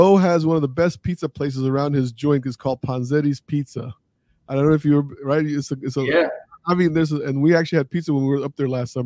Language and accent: English; D.C. Metro, Northern Virginia, United States; I grew up in Northern Virginia, D.C. Metro.